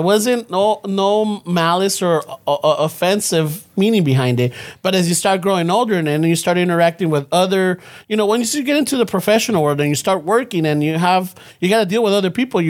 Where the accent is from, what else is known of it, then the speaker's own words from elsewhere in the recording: Los Angeles, California, United States; I'm from South LA.